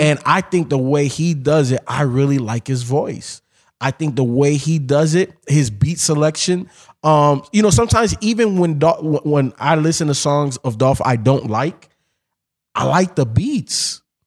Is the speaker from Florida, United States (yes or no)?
yes; Miami, Florida, United States; also born or lived in Chicago; I grew up in Miami